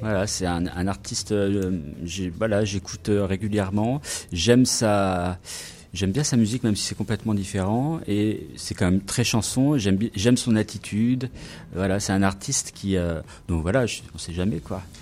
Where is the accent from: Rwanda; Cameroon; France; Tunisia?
France; moved away as an adult; now in Vancouver, Canada; moi je suis français, où je parle français